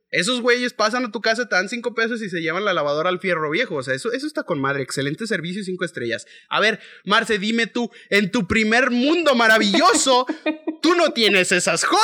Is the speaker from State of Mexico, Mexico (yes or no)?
no; León, Guanajuato, Mexico; yo soy de la ciudad de León, Guanajuato, en donde tenemos un acento eh, relativamente parecido al de los chilangos.